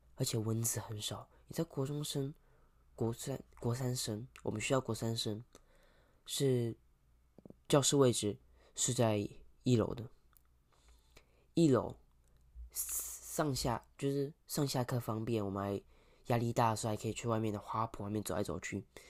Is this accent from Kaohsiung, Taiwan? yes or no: yes; Kaohsiung, Taiwan; 对我们南部人，对我们高雄人来说，这天气感觉是路面上会结冰